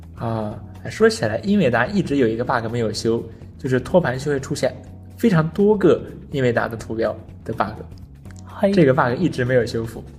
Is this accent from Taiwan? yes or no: no; China; 作为中国人